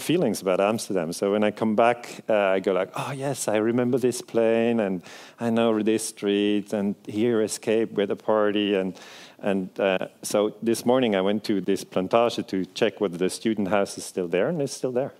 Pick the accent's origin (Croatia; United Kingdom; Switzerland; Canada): Switzerland; first language Swiss German; English is a second language; I'm from Switzerland, um, so my native language is uh, Swiss German